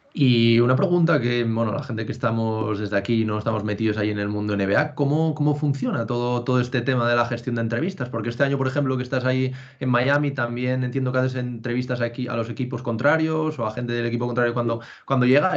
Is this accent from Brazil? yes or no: no; Asturias, Spain; moved away as an adult; now in Madrid, Spain; aunque llevo ya seis años viviendo en Madrid, soy de Asturias también